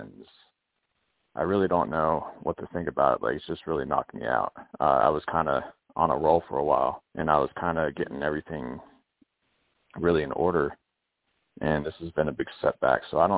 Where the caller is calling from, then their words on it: Pennsylvania, United States; I'm in Pennsylvania.